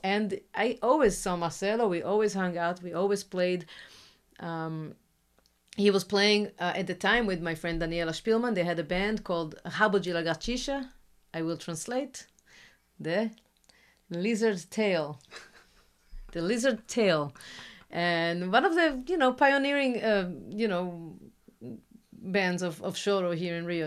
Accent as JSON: {"language": "English", "country": "Israel", "second_language": "English", "moved": "yes", "lives_now": "Brazil", "said": "I come from Israel"}